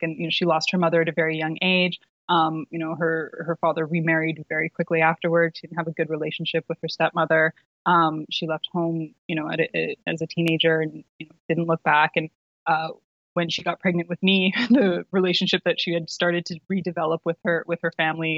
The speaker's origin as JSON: {"language": "English", "town": "Vancouver", "region": "British Columbia", "country": "Canada", "tie": "born or raised there", "said": "I was living, I grew up in Vancouver, British Columbia"}